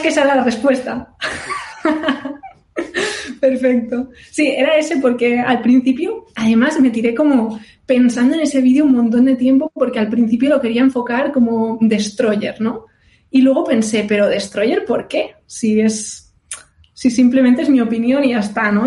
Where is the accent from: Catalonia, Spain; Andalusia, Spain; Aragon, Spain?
Catalonia, Spain; Barcelona; moved away as an adult; also born or lived in Indiana, United States / California, United States; ahora soy de Barcelona y ahora estoy en Barcelona.